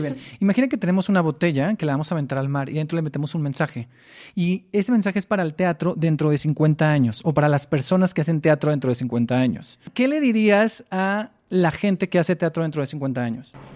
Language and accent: Spanish; Mexicali, Baja California, Mexico; yo soy de Mexicali